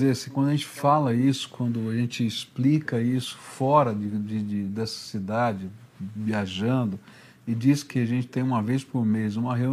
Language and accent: Portuguese; São Paulo, Brazil; É, eu vim de São Paulo